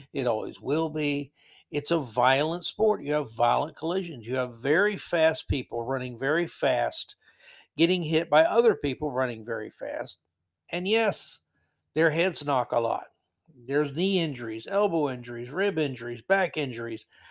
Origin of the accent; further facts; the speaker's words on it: Florida, United States; growing up in Florida in the seventies